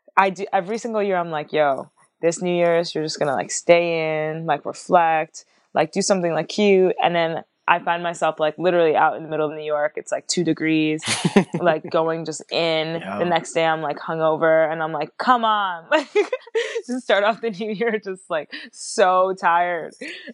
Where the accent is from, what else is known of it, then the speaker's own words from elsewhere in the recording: France; born there; But then technically I was born in France, but I didn't get like French citizenship.